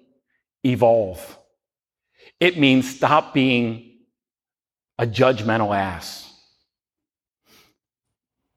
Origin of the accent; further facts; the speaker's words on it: Baltimore, Maryland, United States; We're from Baltimore